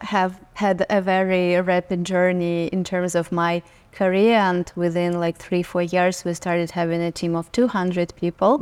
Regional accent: Saint Petersburg, Russia; now in New York, United States; I was born and raised in Russia. I lived in Saint Petersburg, which is second largest city in Russia.

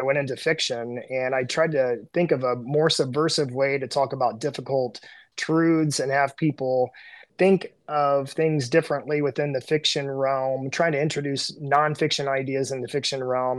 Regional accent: Southern Indiana, United States; growing up in Southern Indiana

